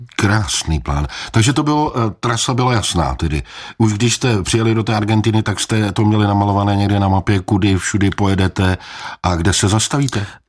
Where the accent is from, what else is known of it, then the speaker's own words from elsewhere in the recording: Czechia; jako správný Čech